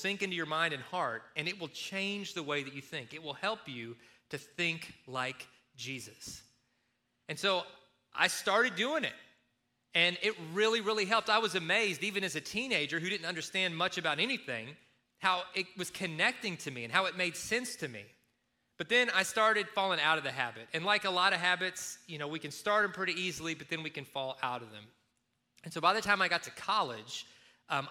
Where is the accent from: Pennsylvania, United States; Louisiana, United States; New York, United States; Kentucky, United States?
Kentucky, United States; moved away; when I was growing up in Kentucky